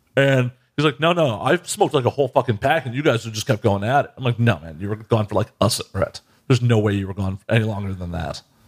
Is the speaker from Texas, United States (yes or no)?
no; Chicago, Illinois, United States; I'm just a North Side piece of shit.